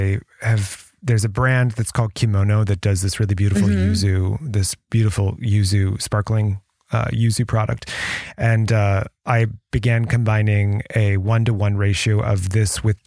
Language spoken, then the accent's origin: English; United States; also born or lived in France; I'm American, proudly American